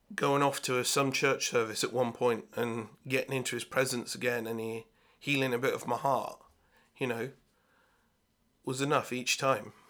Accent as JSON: {"language": "English", "town": "Swindon", "region": "South West England", "country": "United Kingdom", "tie": "born or raised there", "also_born_or_lived": "Bath", "said": "I was brought up in Swindon"}